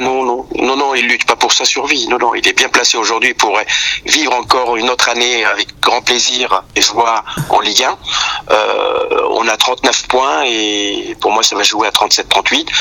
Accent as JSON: {"language": "French", "town": "Algiers", "region": "Algiers Province", "country": "Algeria", "tie": "born or raised there", "moved": "as an adult", "lives_now": "France", "said": "je suis né à Alger, j'ai vécu à Alger jusqu'à l'âge de vingt-trois ans"}